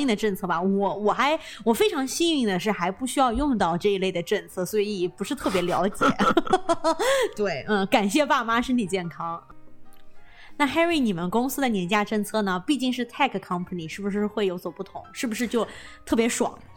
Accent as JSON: {"language": "Chinese", "country": "China", "moved": "yes", "lives_now": "California, United States", "said": "我们作为中国人，就是说这会吃得特别习惯"}